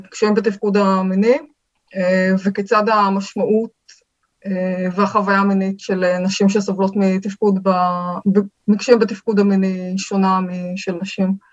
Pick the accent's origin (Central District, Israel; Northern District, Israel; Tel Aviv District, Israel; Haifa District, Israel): Tel Aviv District, Israel; Tel Aviv; בתל אביב רמת גן.